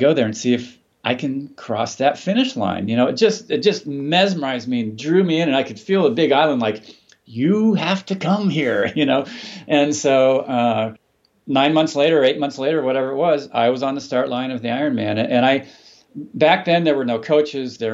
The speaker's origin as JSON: {"language": "English", "town": "Palo Alto", "region": "California", "country": "United States", "tie": "born or raised there", "said": "where I was growing up in Palo Alto, California"}